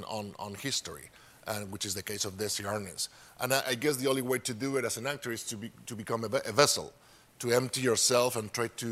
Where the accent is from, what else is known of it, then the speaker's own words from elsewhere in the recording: Spain; English is a second language; We barely have TVs there back in the 50s. Actually, in the 50s, we had Franco, which is a dictatorship.